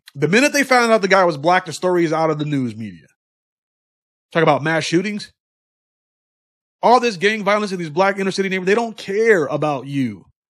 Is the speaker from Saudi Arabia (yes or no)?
no; United States; We are Americans.